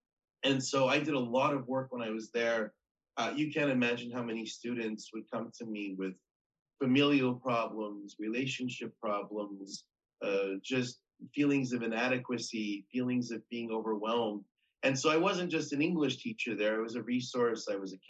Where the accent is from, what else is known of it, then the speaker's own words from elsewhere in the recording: United States; I'm an American, and so that was a big thing.